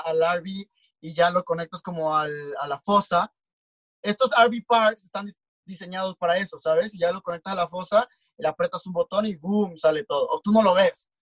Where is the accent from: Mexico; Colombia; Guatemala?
Mexico; Comalcalco, Tabasco; now in Mexico City, Mexico; yo soy de Tabasco, soy de un pequeño pueblito llamado Comalcalco